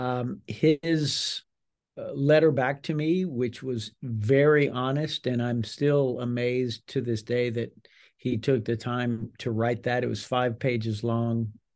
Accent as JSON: {"language": "English", "region": "South Louisiana", "country": "United States", "tie": "born or raised there", "said": "grew up in a large Cajun, very Catholic family in South Louisiana"}